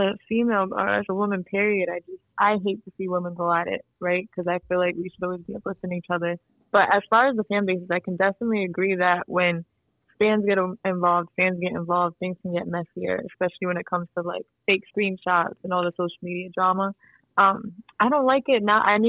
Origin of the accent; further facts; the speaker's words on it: Providence, Rhode Island, United States; I'm currently working on music, and I'm from Providence, Rhode Island.